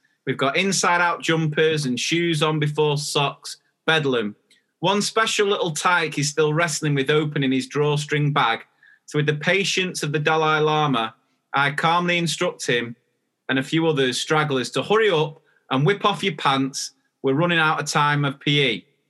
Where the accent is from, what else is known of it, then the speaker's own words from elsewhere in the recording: Australia; now in England, United Kingdom; I'm an Australian living in England. In Australia, we call pants your knickers